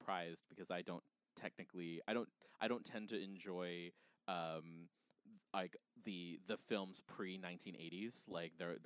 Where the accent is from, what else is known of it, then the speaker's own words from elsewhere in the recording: Guam; moved away; I'm from Guam. I'm from an island